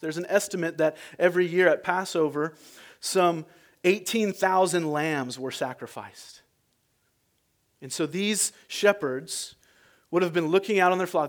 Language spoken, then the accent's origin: English; United States; I'm American